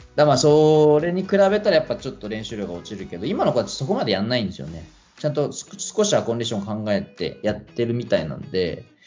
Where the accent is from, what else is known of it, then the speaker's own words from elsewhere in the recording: Japan; 僕が日本で生まれ育って日本の指導を受けてる